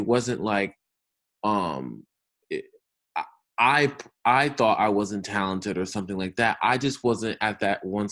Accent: Albany, New York, United States; moved away; also born or lived in Los Angeles; I am originally from upstate New York, from Albany

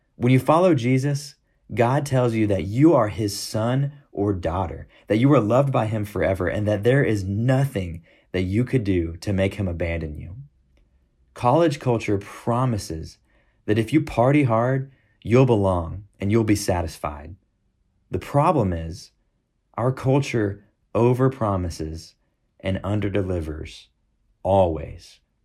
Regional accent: Houston, Texas, United States; moved away as an adult; also born or lived in Fayetteville, Arkansas; now in Tucson, United States; I grew up in Houston, Texas

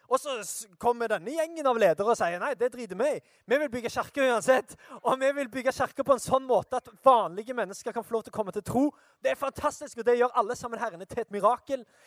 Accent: Sandnes, Rogaland, Norway; jeg er fra Sandnes.

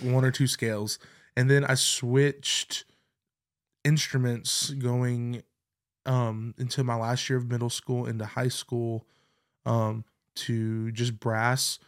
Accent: Clover, South Carolina, United States; I grew up in Clover, South Carolina

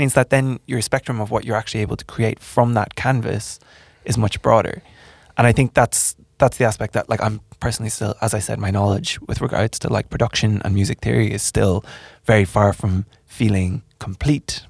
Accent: Ireland; moved away; I'm from Ireland

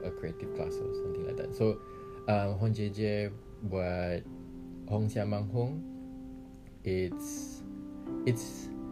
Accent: Sungai Petani, Kedah, Malaysia; moved away as an adult; now in Kuala Lumpur, Malaysia; memang Kedah

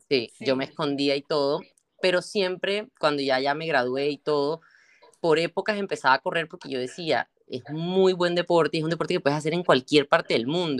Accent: Colombia; moved away as an adult; also born or lived in Barranquilla, Colombia / Bogotá, Colombia; now in Spain; allá en Colombia, en en mi país, ahora que estoy por este lado

